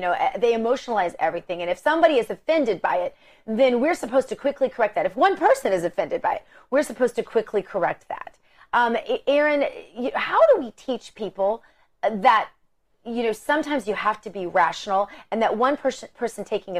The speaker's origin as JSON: {"language": "English", "town": "Pittsburgh", "region": "Pennsylvania", "country": "United States", "said": "And by the way, he's from Pittsburgh and I'm from Pittsburgh, and I'm embarrassed that we're from the same town."}